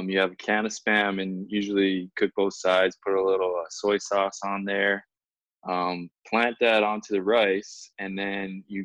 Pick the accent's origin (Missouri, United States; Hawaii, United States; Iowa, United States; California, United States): Hawaii, United States; Kailua; now in Houston, United States; My wife and I, we grew up in Kailua